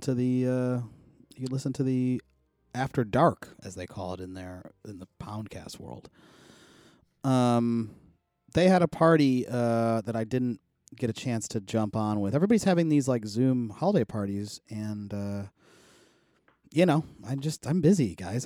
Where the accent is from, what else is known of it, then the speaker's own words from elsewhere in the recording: Buffalo, New York, United States; moved away; a house in my hometown, so I'll have to get it next week when I go back to Buffalo